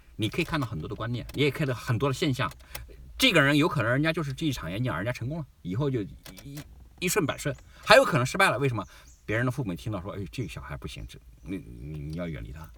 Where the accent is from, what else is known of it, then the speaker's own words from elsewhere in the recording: China; moved away as an adult; now in Australia; 我们中国人，中国的文化